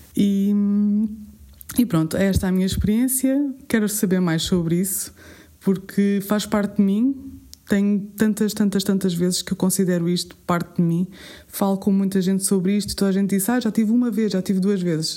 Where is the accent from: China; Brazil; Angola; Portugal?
Portugal; Alentejo; como boa alentejana que sou